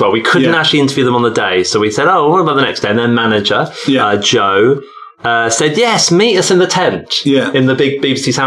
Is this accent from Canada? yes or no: no; Stowmarket, East of England, United Kingdom; I'm originally from Stowmarket and Kim's from Botesdale, but we've been there since college, so I guess it oh, is kind of our hometown, isn't it?